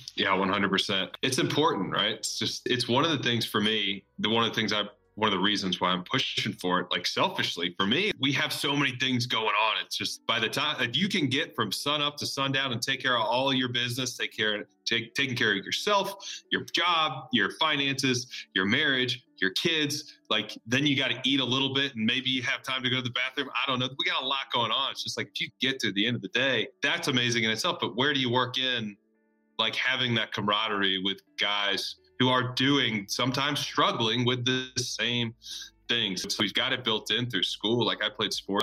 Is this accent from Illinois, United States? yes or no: no; Birmingham, Alabama, United States; moved away as an adult; also born or lived in New York / Auburn, Alabama / Nashville, Tennessee; I was born in New York, but grew up down in Birmingham, Alabama